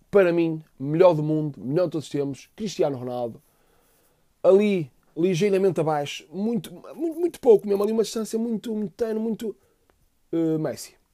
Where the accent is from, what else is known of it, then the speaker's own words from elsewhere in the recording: Fafe, Braga, Portugal; born there; Nasci em Faf meu pai é do Benfica, minha mãe é do Benfica